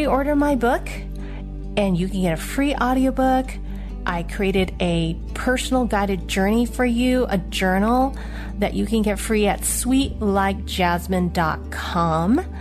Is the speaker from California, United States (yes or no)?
yes; San Francisco, California, United States; I was born in San Francisco, Chinatown, to a mail order bride from Hong Kong